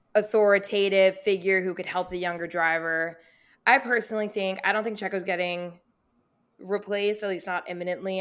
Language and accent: English; Boston, Massachusetts, United States; I grew up in Boston